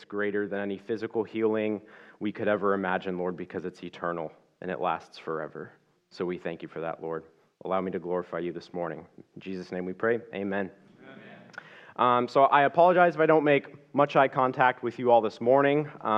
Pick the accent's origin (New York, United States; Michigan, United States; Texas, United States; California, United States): California, United States; Ventura; I was born and raised here in Ventura, California. I'm 25 years old.